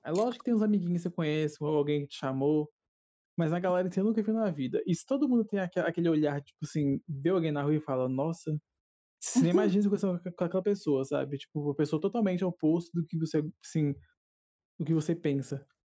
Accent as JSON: {"language": "Portuguese", "region": "Minas Gerais", "country": "Brazil", "accent": "mineiro"}